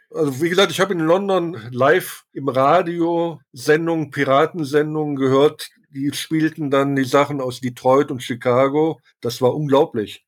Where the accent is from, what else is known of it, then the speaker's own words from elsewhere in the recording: Germany; als Ausländer, als Deutscher